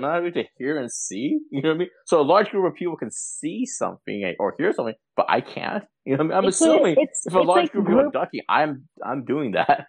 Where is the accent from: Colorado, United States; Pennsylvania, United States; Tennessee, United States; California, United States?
California, United States; Los Angeles; it's not like because I'm from Los Angeles